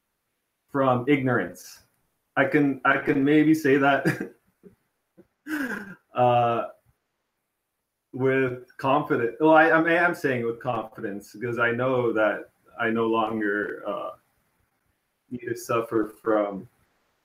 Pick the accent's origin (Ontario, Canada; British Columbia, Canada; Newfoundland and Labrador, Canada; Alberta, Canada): Ontario, Canada; Toronto; I'm from Toronto originally, and I'm there currently